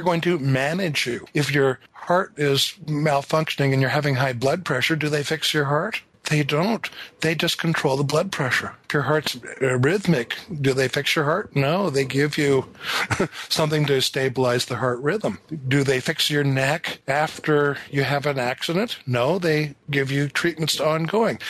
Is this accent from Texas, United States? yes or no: no; north of Seattle, Washington, United States; I was growing up north of Seattle where it rained a lot